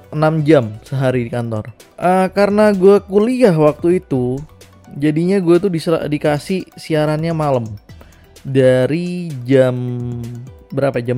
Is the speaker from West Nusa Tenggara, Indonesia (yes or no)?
yes; West Nusa Tenggara, Indonesia; yang ada di Lombok ya di Nusa Tenggara Barat karena gue besarnya di Lombok